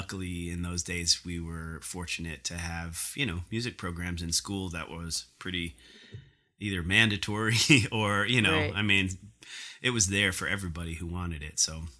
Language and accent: English; Smithtown, New York, United States; It's pretty average. Yeah, it's a nice town, and right smack in the middle of Long Island, exit 58 on the LIE. Yeah, it was a nice place to grow